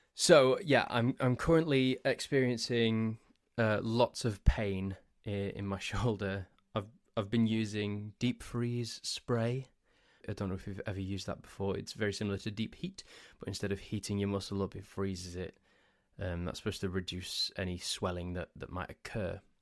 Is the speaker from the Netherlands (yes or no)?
no; Crewe, North West England, United Kingdom; also born or lived in Nantwich / Sandbach; I grew up in the town of Crewe.